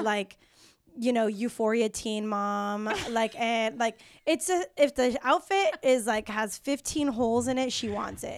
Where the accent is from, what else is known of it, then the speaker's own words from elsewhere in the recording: Mexico; moved away; also born or lived in San Diego; I'm from Mexico. I'm Mexican from Mexico, um, in San Diego.